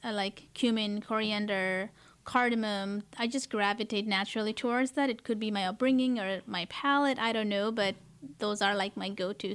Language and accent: English; Kathmandu, Bagmati, Nepal; now in United States; I, uh, was born and raised in Kathmandu, Nepal